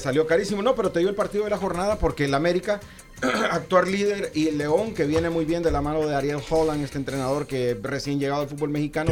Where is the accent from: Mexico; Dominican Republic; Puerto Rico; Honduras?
Honduras; yo soy hondureño